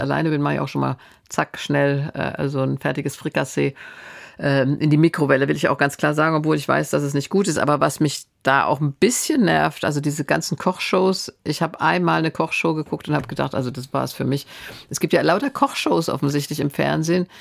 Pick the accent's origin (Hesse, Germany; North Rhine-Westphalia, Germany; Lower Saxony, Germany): Hesse, Germany; Stadtallendorf; moved away; ich komme ja aus der Stadt, in der Ferrero ist